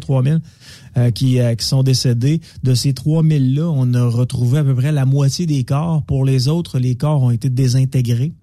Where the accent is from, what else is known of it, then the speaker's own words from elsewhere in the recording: Quebec City, Quebec, Canada; J'étais, euh, chez nous à Québec.